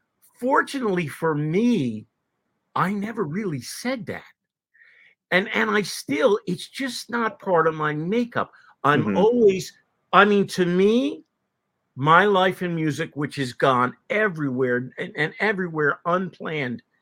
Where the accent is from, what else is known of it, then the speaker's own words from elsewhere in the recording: New Jersey, United States; moved away as an adult; also born or lived in Cincinnati; I'm a kid from New Jersey right across the bridge